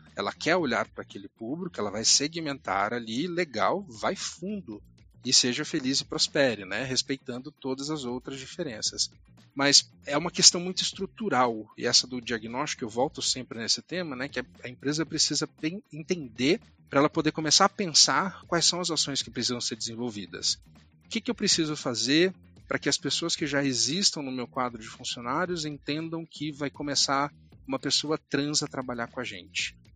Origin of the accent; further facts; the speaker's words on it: Uberlândia, Minas Gerais, Brazil; moved away; eu sou natural de Uberlândia, interior de Minas Gerais